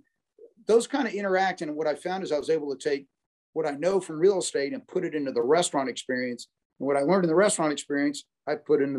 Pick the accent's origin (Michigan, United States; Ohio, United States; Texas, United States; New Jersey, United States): Texas, United States; Dallas; And really, growing up in Dallas, optimism is everyone, this city and this region always picks itself up and becomes even better than it was before.